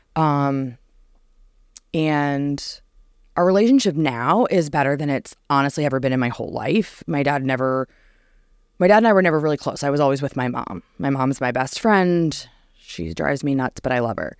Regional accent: New Jersey, United States; moved away; born and raised in New Jersey

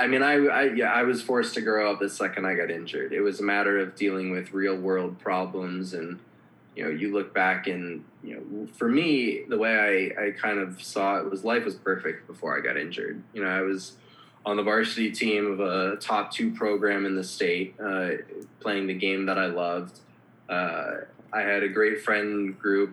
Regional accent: Minneapolis, Minnesota, United States; moved away as an adult; also born or lived in Los Angeles; I grew up in Minneapolis, so by no means am I like a, a small town boy

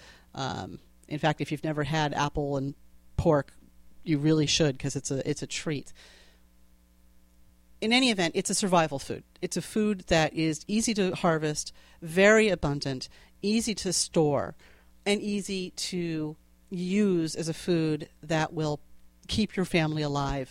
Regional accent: Connecticut, United States; accent: New England; I grew up in Connecticut near a place called Clyde's

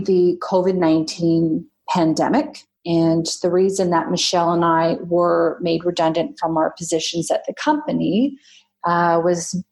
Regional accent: Canada; now in Australia; I am a Canadian living in Australia

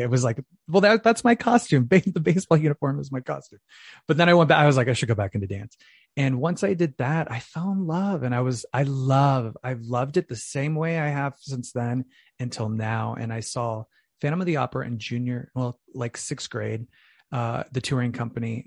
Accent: Phoenix, Arizona, United States; I'm originally from Phoenix, Arizona, so I'm from the Valley of the Sun

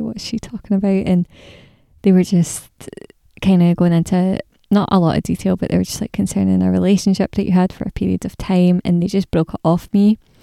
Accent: Scotland, United Kingdom; I'm Scottish

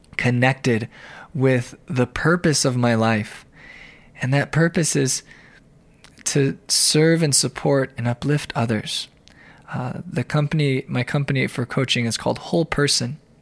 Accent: Arizona, United States; also born or lived in Denver, Colorado; now in Ypsilanti, United States; I'm originally from Arizona, where I was raised by two very supportive and loving parents

